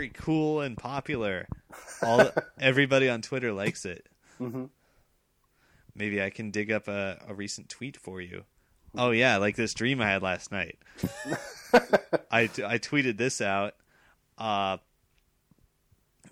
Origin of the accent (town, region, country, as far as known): Montana, United States; born or raised there; moved away